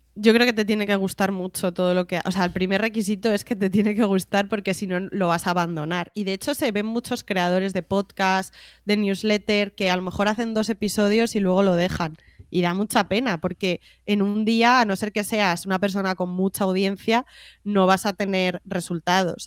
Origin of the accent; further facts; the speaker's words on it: Madrid, Community of Madrid, Spain; also born or lived in Canary Islands; yo soy de Madrid y me encanta Madrid